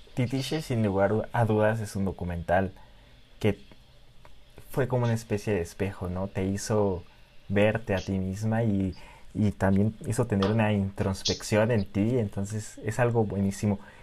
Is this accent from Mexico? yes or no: yes; Mexico; soy mexicano y que viva México.